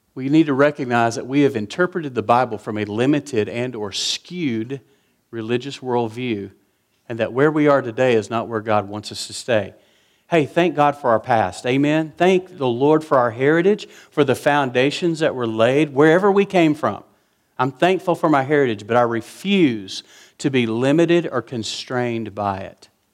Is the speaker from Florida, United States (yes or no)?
no; West Texas, United States; I was raised in West Texas